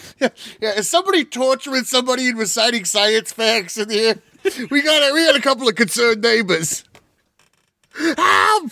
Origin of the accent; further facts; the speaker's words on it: Southwest California, United States; we come from Southwest California